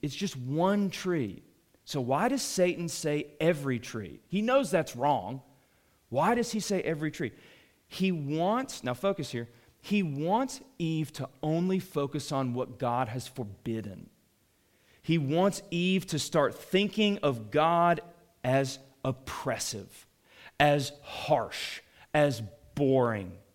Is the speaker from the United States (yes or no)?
yes; Atlanta, Georgia, United States; I grew up in Atlanta